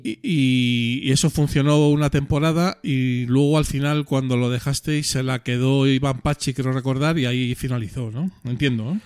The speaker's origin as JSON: {"language": "Spanish", "town": "Madrid", "region": "Community of Madrid", "country": "Spain", "accent": "Madrid", "said": "en el madrileño, que nosotros no tenemos acento en Madrid"}